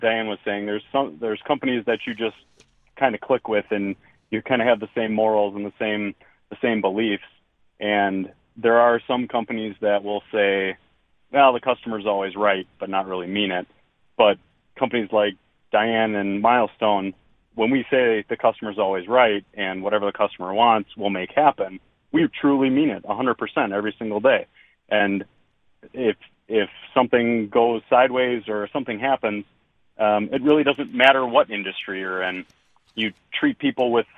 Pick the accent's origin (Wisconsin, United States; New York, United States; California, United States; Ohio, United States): Wisconsin, United States; Nashotah; I'm born and raised in Neshota, so I'm Neshota, Oconomowoc, Lake Country area.